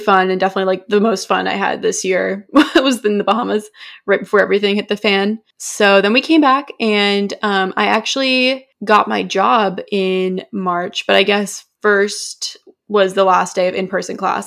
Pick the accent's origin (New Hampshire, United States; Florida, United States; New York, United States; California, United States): New Hampshire, United States; moved away; we're from New Hampshire, so we get the first primary